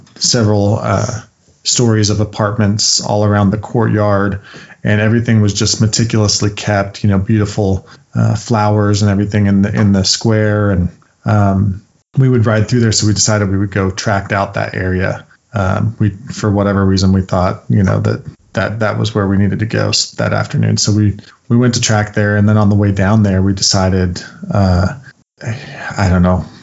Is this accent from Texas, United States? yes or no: no; Utah, United States; growing up in Utah